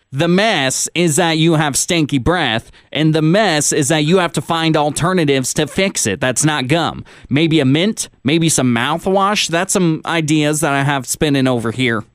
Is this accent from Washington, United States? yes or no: yes; Washington, United States; moved away; back in my home state of Washington